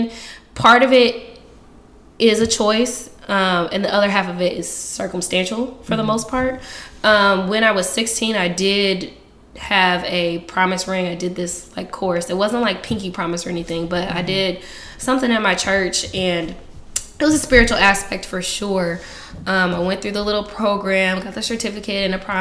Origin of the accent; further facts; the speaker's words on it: Indianapolis, Indiana, United States; now in Oakland, United States; I am originally from Indianapolis, Indiana.